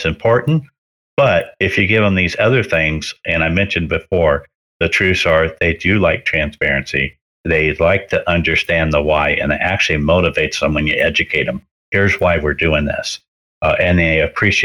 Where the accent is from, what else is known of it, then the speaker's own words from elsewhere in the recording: Cerritos, California, United States; moved away as an adult; also born or lived in Palm Springs, California; When I was 18, I moved from Cerritos, California to Palm Springs